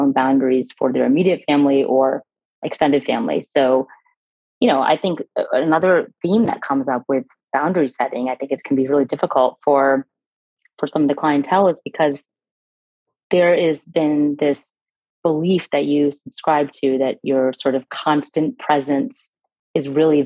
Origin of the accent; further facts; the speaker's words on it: United States; My parents came over from India and I was born and raised here in the States